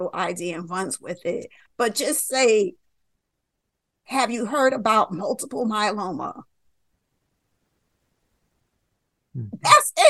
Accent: New York, United States; I'm from New York

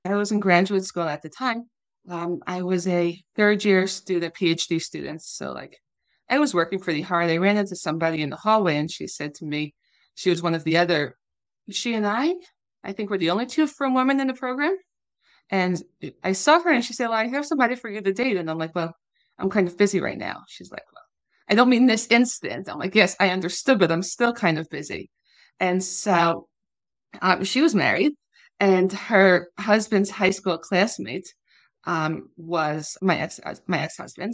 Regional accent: Long Island, New York, United States; moved away as an adult; also born or lived in Massachusetts; now in Israel; I grew up on Long Island as the second of seven children

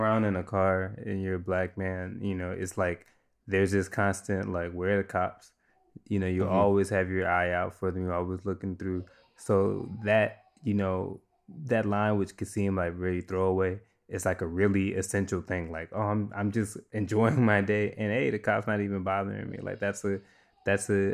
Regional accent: New Orleans, Louisiana, United States; I grew up in New Orleans

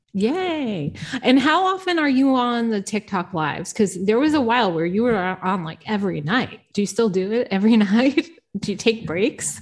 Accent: Providence, Rhode Island, United States; moved away as an adult; also born or lived in New York; I grew up in Providence, Rhode Island

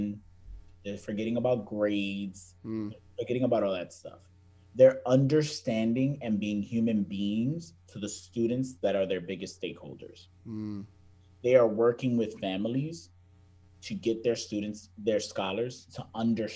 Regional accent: New York City, New York, United States; I remember growing up to that New York Boston rivalry, and it was like, oh, you're a New Yorker

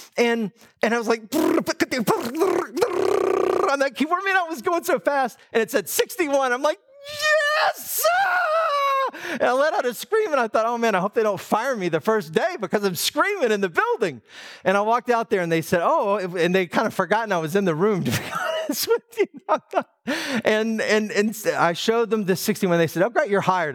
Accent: Atlanta, Georgia, United States; I grew up in Metro Atlanta

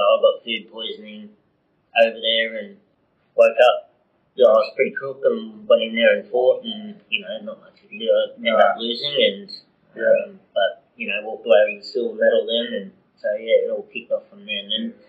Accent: Parramatta, New South Wales, Australia; moved away as an adult; I grew up just outside of Parramatta, in between Parramatta and Blacktown.

